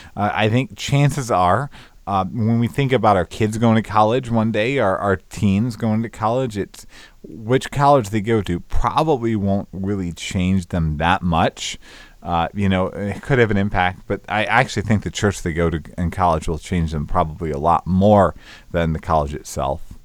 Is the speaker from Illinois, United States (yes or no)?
yes; Northern Illinois, United States; moved away as an adult; also born or lived in Northeast Georgia; I'm from Northern Illinois